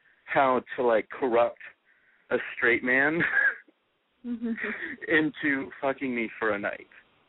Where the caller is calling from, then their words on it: Washington, District of Columbia, United States; I'm from Washington, D.C., and I'm 18 years old.